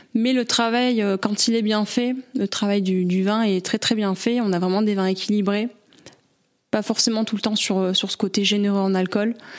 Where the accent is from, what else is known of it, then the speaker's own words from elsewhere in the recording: Avignon, Provence-Alpes-Côte d'Azur, France; moi, je suis native du Vaucluse. Euh, je suis née à Avignon